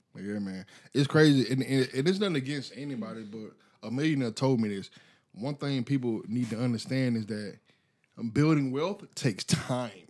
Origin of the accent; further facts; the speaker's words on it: United States; I am American.